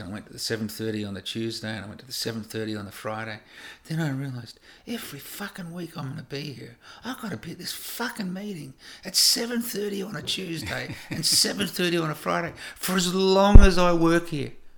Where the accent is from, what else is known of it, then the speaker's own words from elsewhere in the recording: Australia; moved away as an adult; also born or lived in United States; growing up in Australia